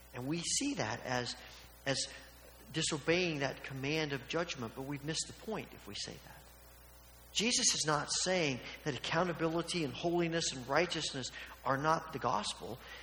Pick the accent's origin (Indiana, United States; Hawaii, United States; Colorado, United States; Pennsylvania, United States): Indiana, United States; Evansville; when I was a child growing up in Evansville, Indiana